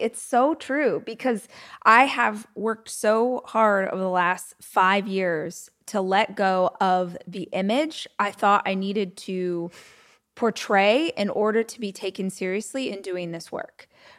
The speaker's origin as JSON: {"language": "English", "country": "United States", "said": "I'm straight. I'm white. I'm American."}